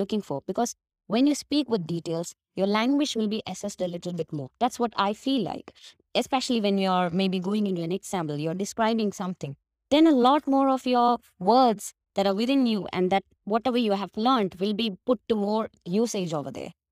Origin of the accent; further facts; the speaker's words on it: Kerala, India; accent: Indian; English is a second language; I'm from Kerala, which is a tiny part of God's, you know, God's country, India